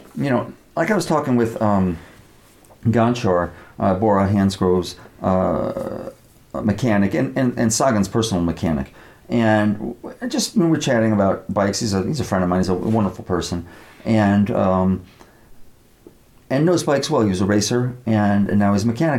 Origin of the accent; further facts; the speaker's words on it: United States; I'm an American. I grew up uh, you know, believing in the uh, American legal system